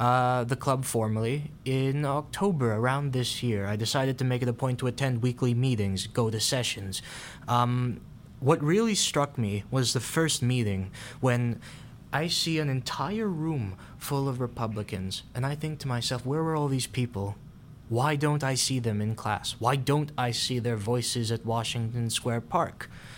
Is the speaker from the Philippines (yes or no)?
yes; Philippines; now in New York, United States; I am from the Philippines.